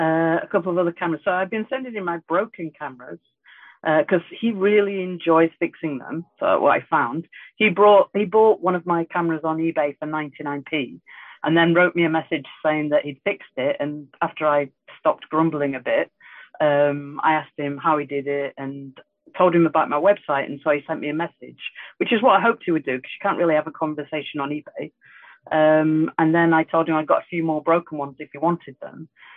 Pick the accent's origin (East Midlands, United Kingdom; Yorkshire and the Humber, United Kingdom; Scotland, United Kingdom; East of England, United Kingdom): Yorkshire and the Humber, United Kingdom; I'm very close to Leeds. You can see now I'm having a bit of whiskey and I'm getting tired and my accent is now coming out.